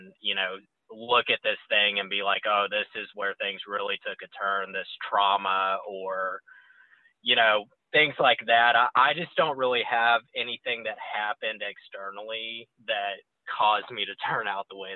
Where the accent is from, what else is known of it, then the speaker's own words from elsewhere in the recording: Cypress, Texas, United States; I'm originally from Houston, Texas, and for Houston snobs, I'm actually from Cypress. It's a suburb on the northwest side of town. And I grew up in a, you know, upper middle class neighborhood